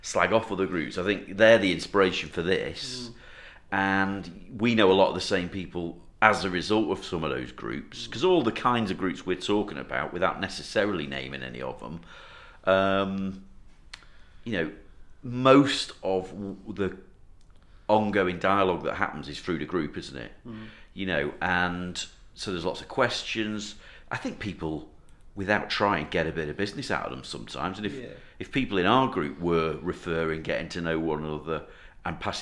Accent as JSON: {"language": "English", "region": "North Wales", "country": "United Kingdom", "said": "I'm from North Wales, and we are Woollybacks"}